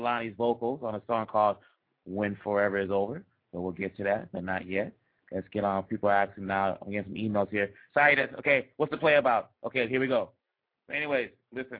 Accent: Kinshasa, DR Congo; moved away; I'm from the Democratic Republic of the Congo, born in Kinshasa.

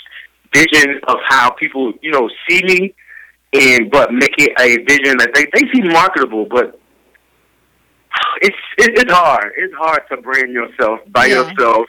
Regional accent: Tallahassee, Florida, United States; I'm from Tallahassee, Florida

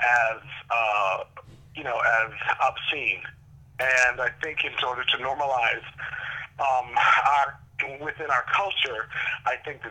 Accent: New Jersey, United States; also born or lived in New York City, New York; growing up in Jersey and New York City

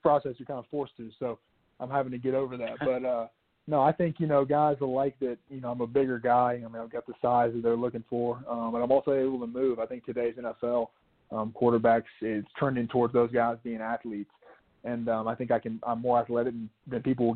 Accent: Chattanooga, Tennessee, United States; being born and raised in Chattanooga, Tennessee, you know, going home and playing in my hometown

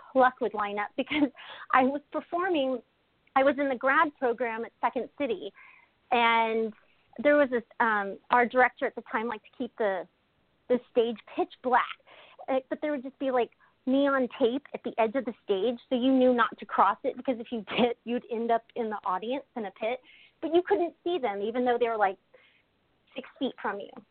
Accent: Kansas, United States; moved away; also born or lived in Maine; I'm from Kansas originally

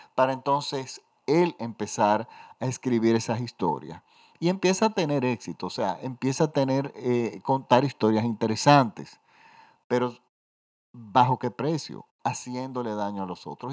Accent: Dominican Republic; en mi país

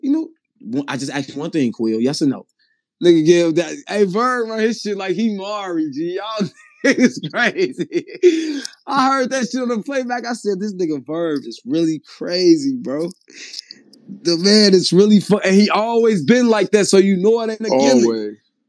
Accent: Midwest, United States; I'm from the Midwest.

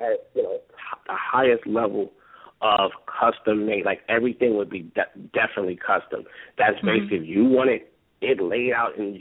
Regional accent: New Jersey, United States; I was born here mm-hmm. in the United States in New Jersey

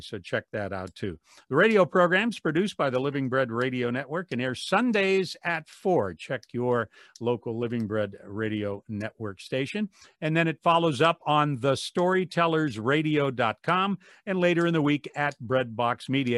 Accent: Wadsworth, Ohio, United States; my hometown of Wadsworth

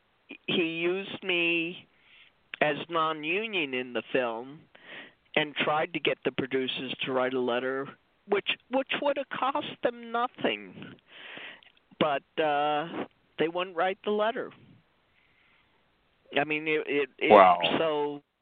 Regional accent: Saranac Lake, New York, United States; moved away; I'm from Saranac Lake, New York, and when I go back to visit my parents

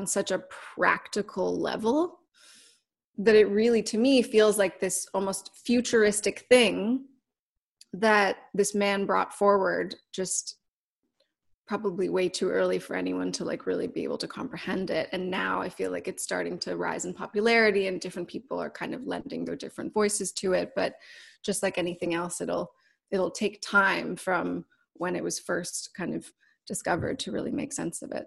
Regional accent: Canada; now in Los Angeles, United States; I'm Canadian, so I'm not even from here

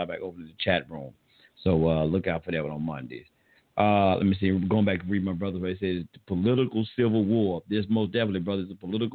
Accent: the South, United States; accent: Southern; I'm from the South. So y'all forgive me for my Southern slang or slur and terminologies.

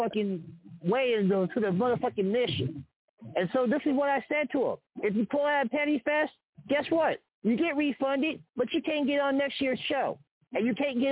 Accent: Kansas City, Kansas, United States; I came home to KC because I know my hometown. I know my hometown.

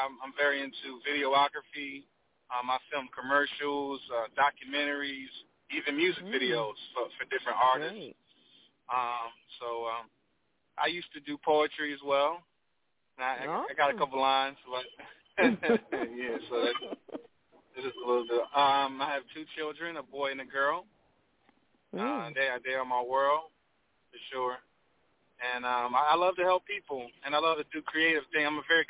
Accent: Philadelphia, Pennsylvania, United States; I grew up, I was born and raised in West Philadelphia. I grew up in a dental office, but I'm still from the hood, you know.

